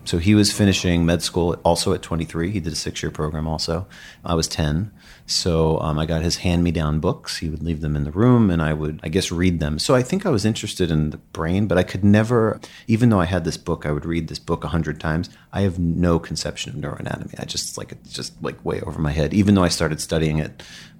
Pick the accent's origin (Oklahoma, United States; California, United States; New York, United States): New York, United States; Commack; I grew up in Suffolk County in Long Island in Commack, and I put an ad in the Penny Saver, and people in Queens were my best customers